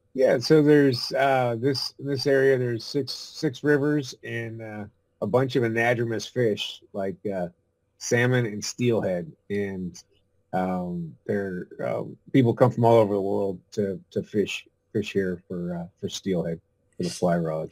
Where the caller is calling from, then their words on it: Arcata, California, United States; I'm calling in from Arcata, California, which is uh, up in the very northern part in the redwoods